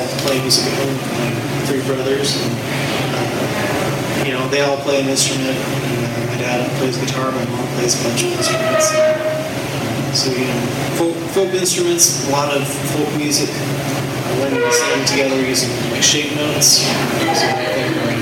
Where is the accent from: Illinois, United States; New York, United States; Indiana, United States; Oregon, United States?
Indiana, United States; Indianapolis; I grew up in Indy, Indiana Township